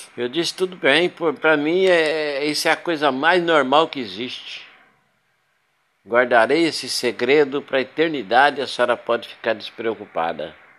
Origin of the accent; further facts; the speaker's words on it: Paraná, Brazil; moved away as an adult; also born or lived in São Paulo / Goiás / Rondônia / Minas Gerais; now in Porto Velho, Brazil; eu sou nascido do estado do Paraná, de lá me casei, separei, fui para São Paulo